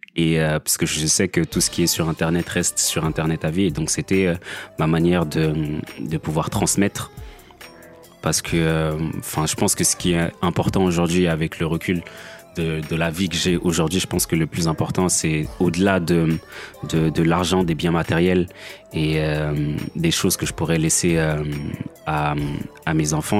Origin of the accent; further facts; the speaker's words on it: France; also born or lived in Kinshasa, DR Congo; j'ai grandi en France, mais je suis né à Kinshasa